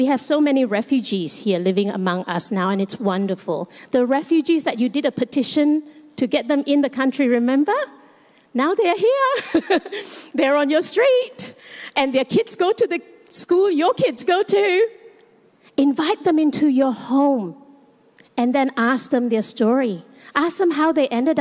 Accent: Malaysia; now in Australia; I am Chinese Malaysian, and I live in Australia

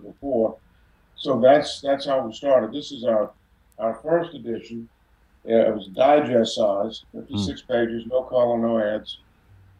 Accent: New Orleans, Louisiana, United States; like every kid growing up in New Orleans, I love Mardi Gras

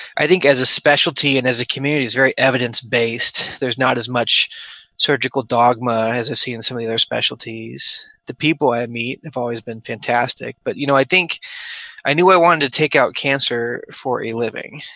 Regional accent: Omaha, Nebraska, United States; moved away as an adult; also born or lived in St. Louis, Missouri / Wichita, Kansas / Houston, Texas; I grew up in Omaha, Nebraska.

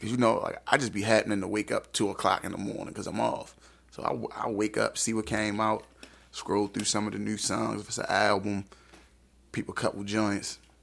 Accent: Baltimore, Maryland, United States; I grew up in Northeast Baltimore.

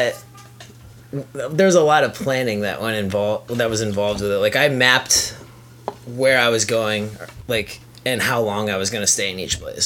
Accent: just outside of Boston, Massachusetts, United States; moved away as an adult; also born or lived in Los Angeles; I'm from New England. I was born and raised here in the Northeast, so just outside of Boston

